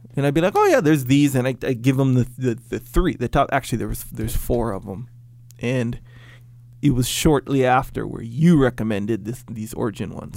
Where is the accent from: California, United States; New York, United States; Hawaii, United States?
Hawaii, United States; Kauai; Growing up on Kauai